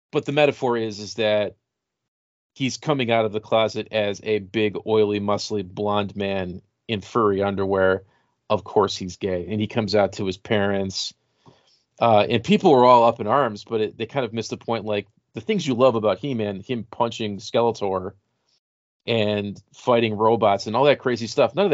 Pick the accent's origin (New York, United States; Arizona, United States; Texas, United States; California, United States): Texas, United States; El Paso; I'm 43 and I grew up in El Paso.